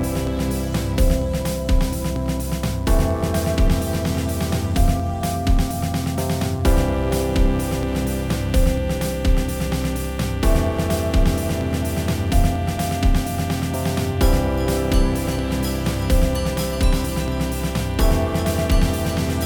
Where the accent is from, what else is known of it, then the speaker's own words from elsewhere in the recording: Canada; moved away as an adult; also born or lived in Fuzhou, China / Guangzhou, China / Poland; suburban sprawl, as that's where I kind of grew up and was living in 2006, at least, in Canada